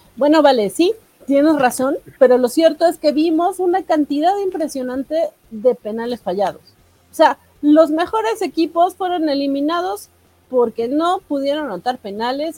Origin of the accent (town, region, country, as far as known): Mexico